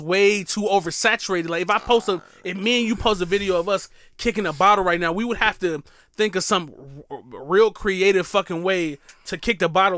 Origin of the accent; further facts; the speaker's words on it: Milwaukee, Wisconsin, United States; moved away; Milwaukee, Wisconsin